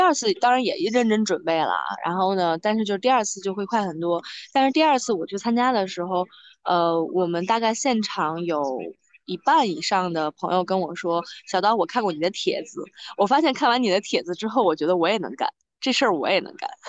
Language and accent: Chinese; Baoding, Hebei, China; also born or lived in Beijing; 我是老家是北嗯。京的，但是因为爸妈工作，所以我长在河北 ，呢，我是保定人，就是这两个城市都是没有水的